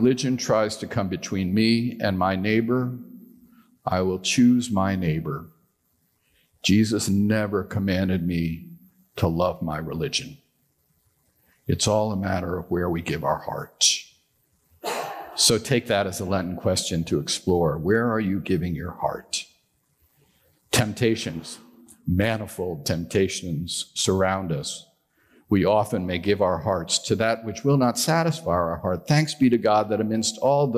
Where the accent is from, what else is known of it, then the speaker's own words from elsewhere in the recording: New York, United States; I'm a Yankee. I was born in New York